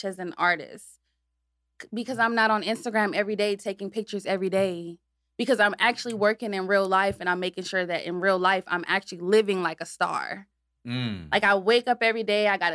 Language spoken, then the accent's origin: English; Madison, Wisconsin, United States; also born or lived in Chicago, Illinois; I grew up in Madison, Wisconsin